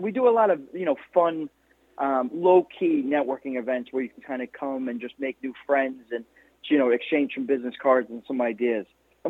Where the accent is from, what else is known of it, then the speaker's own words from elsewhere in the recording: Limerick, Munster, Ireland; also born or lived in New York City; now in New York, United States; I was born in Limerick City